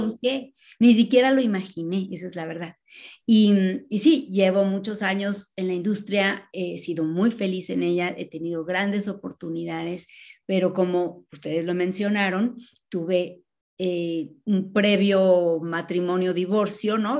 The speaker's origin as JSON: {"language": "Spanish", "region": "Mexico City", "country": "Mexico", "tie": "born or raised there", "said": "vinieron a vivir a la Ciudad de México cuando se casaron y tuvieron nueve hijos y yo soy la más joven"}